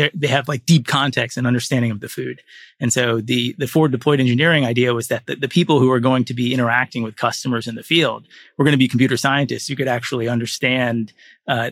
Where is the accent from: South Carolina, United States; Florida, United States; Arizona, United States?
Florida, United States; moved away as an adult; also born or lived in Nigeria / Silicon Valley; I grew up in Florida